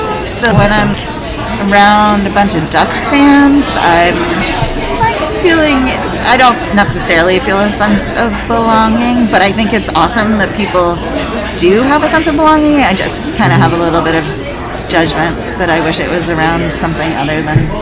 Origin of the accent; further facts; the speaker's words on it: Ithaca, New York, United States; moved away as an adult; also born or lived in Lane County, Oregon; now in Eugene, United States; I am from Ithaca, New York. I moved to Lane County in 2000